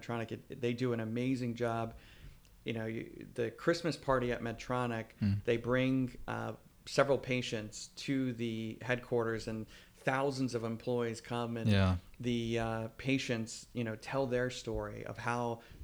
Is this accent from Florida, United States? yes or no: yes; Florida, United States; moved away as an adult; also born or lived in Switzerland / Durham, North Carolina; growing up in Florida and in the South